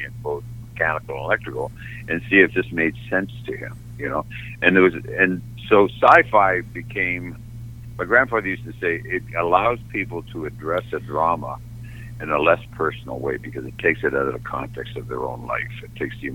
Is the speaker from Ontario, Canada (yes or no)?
yes; Toronto, Ontario, Canada; I'm from Canada, this is in Toronto